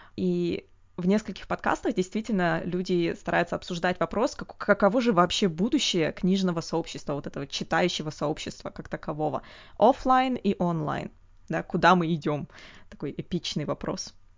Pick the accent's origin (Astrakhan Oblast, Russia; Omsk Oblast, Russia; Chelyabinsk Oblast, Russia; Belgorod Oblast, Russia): Omsk Oblast, Russia; Omsk; я из Омска